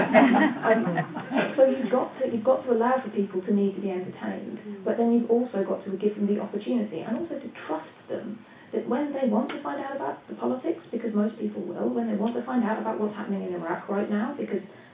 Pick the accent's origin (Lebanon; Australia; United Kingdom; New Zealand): United Kingdom; I speak as a British person here